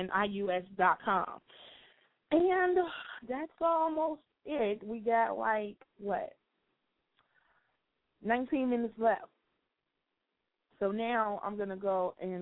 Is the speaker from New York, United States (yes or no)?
no; Chicago, Illinois, United States; Chicago, my hometown